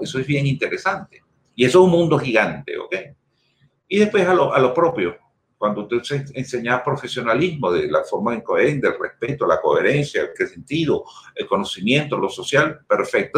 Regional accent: Venezuela; yo soy español. Yo nací en Venezuela por circunstancias, pero los genes míos completicos son españoles

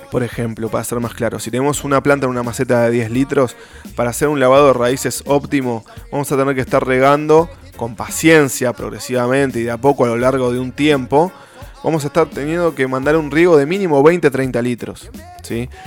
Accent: Argentina; Cruzamos el río de la Plata y somos.

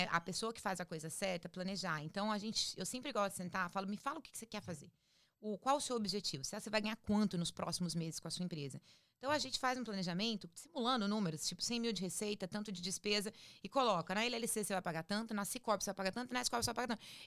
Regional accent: Campo Grande, Mato Grosso do Sul, Brazil; Eu sou do Mato Grosso do Sul.

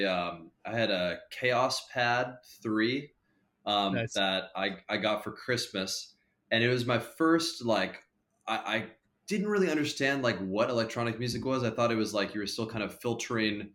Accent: Portland, Oregon, United States; moved away as an adult; now in Chicago, United States; I'm from Portland, Oregon, originally. I was born and raised in Portland, and then I moved to Chicago about 4 years ago.

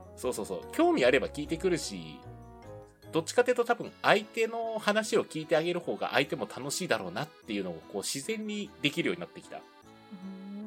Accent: Fukuoka, Japan; moved away as an adult; also born or lived in Tokyo; 出身がね、福岡なんで

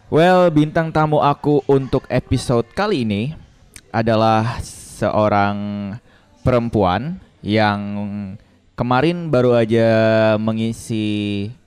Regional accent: Bali, Indonesia; saya adalah transpuan kebetulan saya asli Bali kak

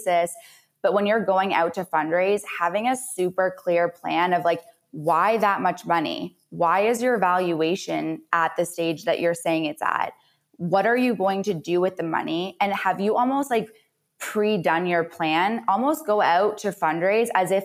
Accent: Canada; now in United States; I'm also a Canadian that moved to the US

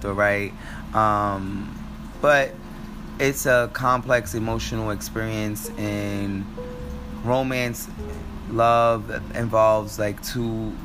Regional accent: United States; I'm American, so I can only speak from my reality, but especially for us here in America

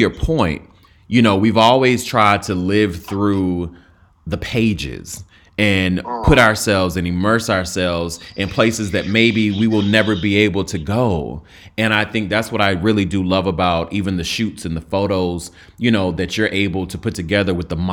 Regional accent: North Carolina, United States; I'm from North Carolina

